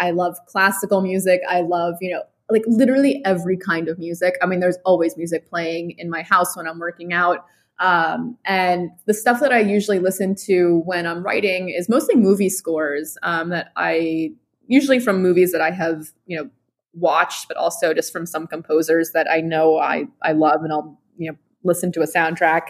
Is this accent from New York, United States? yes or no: yes; New York City, New York, United States; I grew up in New York City